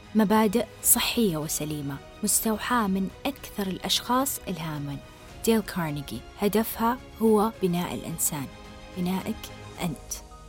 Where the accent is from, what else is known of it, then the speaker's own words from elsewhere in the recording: Saudi Arabia; إحنا كسعوديين